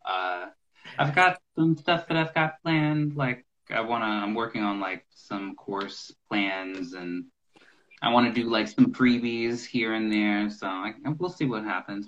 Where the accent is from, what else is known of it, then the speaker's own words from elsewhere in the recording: Maryland, United States; now in Nashville, United States; I was born in a place called Maryland, the same the state where uh, Washington D.C. is